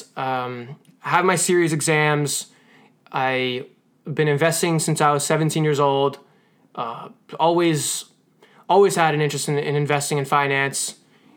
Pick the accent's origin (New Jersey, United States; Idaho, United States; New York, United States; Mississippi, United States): New Jersey, United States; Jackson; I'm from Jackson